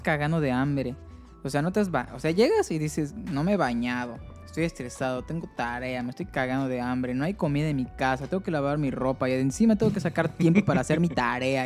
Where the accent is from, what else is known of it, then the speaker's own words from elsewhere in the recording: Mérida, Yucatán, Mexico; moved away as an adult; yo soy de Mérida y tuve que venir aquí